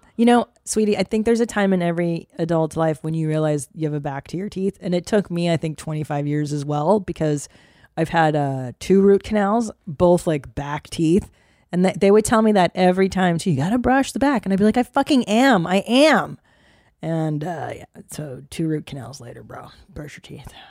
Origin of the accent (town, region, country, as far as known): United States